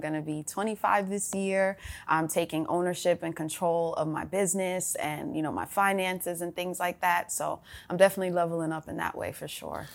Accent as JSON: {"language": "English", "town": "Atlanta", "region": "Georgia", "country": "United States", "tie": "born or raised there", "said": "For sis and I, when we were growing up in Atlanta"}